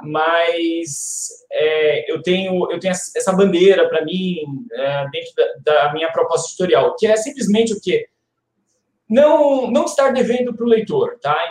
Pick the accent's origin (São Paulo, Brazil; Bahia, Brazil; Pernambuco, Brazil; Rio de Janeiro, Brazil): São Paulo, Brazil; moved away; also born or lived in Curitiba; eu também sou de São Paulo